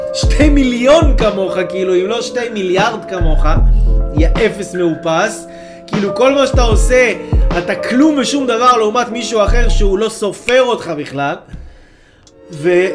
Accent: Israel; אנחנו כיהודים וגם כישראלים

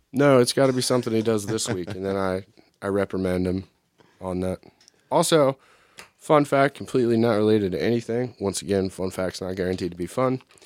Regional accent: United States; I'm an American and a product of the American public education

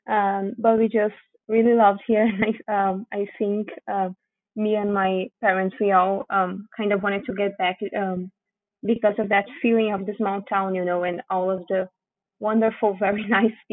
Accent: Rio Grande do Sul, Brazil; English is a second language; also born or lived in Porto Alegre; now in São Francisco de Paula, Brazil; actually, I was born and have always lived um, really in the extreme south of Brazil. Um, I was born in Porto Alegre, uh, which is a um, the capital of my state, Rio Grande do Sul.

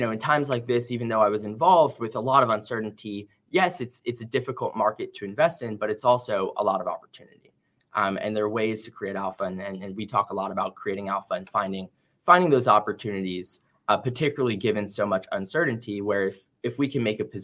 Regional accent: New York, United States; moved away as an adult; also born or lived in Ann Arbor, Michigan; I'm originally from New York

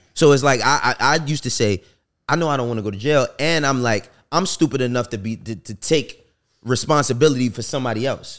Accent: New York City, New York, United States; I'm from New York

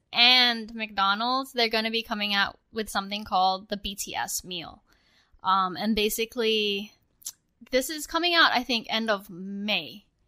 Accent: Australia; now in United States; when I was growing up in Australia

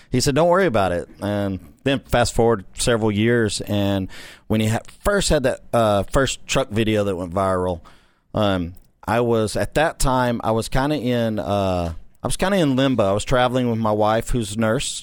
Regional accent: Corrigan, Texas, United States; I grew up in that small town

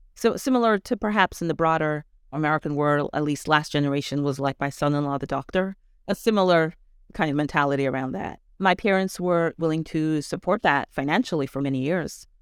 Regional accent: Canada; also born or lived in Rockland County, New York / Israel / Brooklyn; now in New York, United States; I grew up in Canada

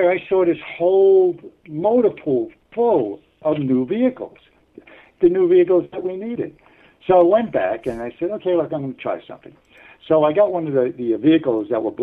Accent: New York City, New York, United States; moved away as an adult; when I was growing up in New York

